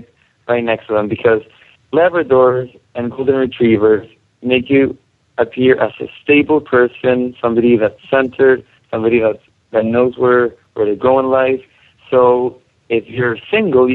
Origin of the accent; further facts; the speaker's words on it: Chile; moved away as an adult; now in United States; I grew up in Chile, and I just came here to the States like 2 weeks ago